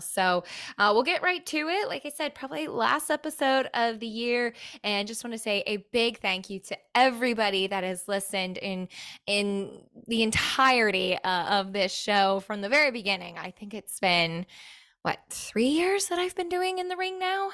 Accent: Connecticut, United States; now in Florida, United States; I'm born and raised in Connecticut

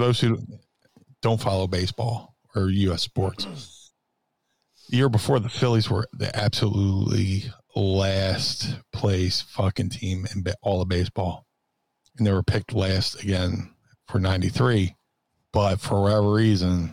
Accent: Philadelphia, Pennsylvania, United States; I'm a Philadelphian

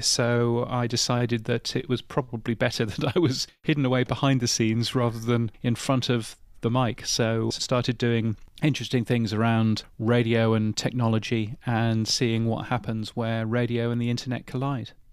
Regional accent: United Kingdom; I'm, I'm a Brit, as you can tell from my ridiculously aloof accent.

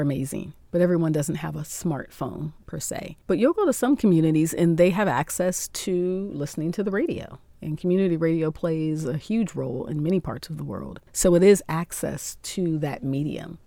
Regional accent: Akron, Ohio, United States; moved away as an adult; also born or lived in Columbus, Ohio; now in Cairo, Egypt; hometown is in Akron, Ohio, in the U S

